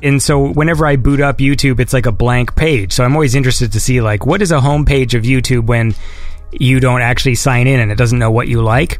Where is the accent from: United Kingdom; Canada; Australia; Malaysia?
Canada; I'm Canadian.